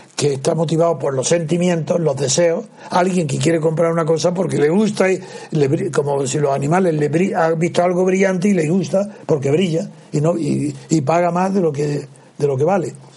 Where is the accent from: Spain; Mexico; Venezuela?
Spain; Andalusia; yo soy andaluz